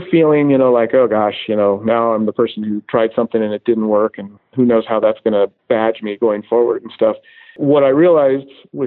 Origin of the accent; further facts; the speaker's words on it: Golden, Colorado, United States; moved away as an adult; now in Orange County, United States; growing up in Golden, Colorado, outside Denver